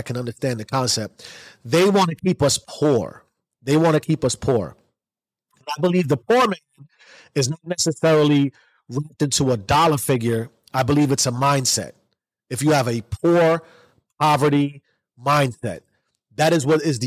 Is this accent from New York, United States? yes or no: yes; New York City, New York, United States; I grew up in the South Bronx in the 80s.